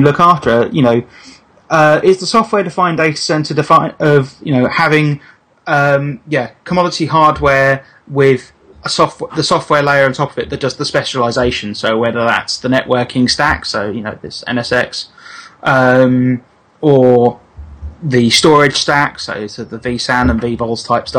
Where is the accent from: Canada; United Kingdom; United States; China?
United Kingdom; Milton Keynes, South East England; born or raised there